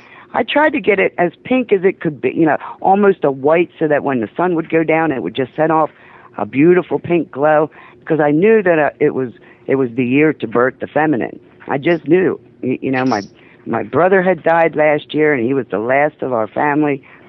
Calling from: Delaware, United States; Yeah, a little state called Delaware.

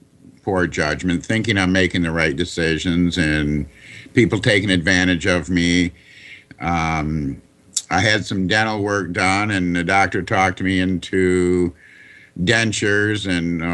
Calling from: Michigan, United States; I'm calling from Michigan.

